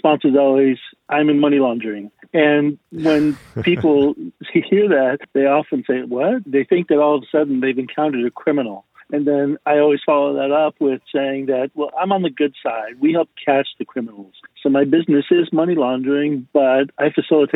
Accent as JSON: {"language": "English", "town": "Miami", "region": "Florida", "country": "United States", "tie": "born or raised there", "said": "I grew up in Miami and started my banking career in Miami as a teller"}